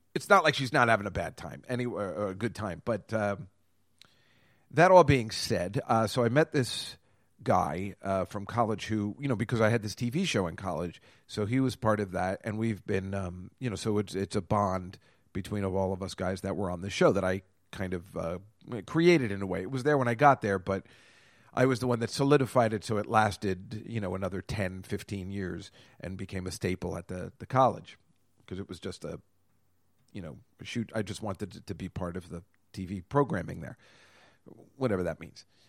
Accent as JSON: {"language": "English", "town": "Edison", "region": "New Jersey", "country": "United States", "moved": "yes", "lives_now": "New York, United States", "said": "We're both from Edison"}